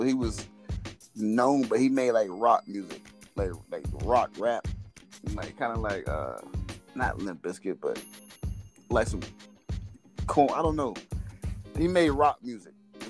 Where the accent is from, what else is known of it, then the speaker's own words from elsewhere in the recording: Virginia, United States; now in Texas, United States; I'm from Virginia.